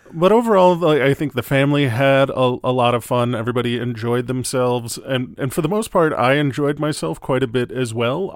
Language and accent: English; Wisconsin, United States; moved away; I'm originally from Wisconsin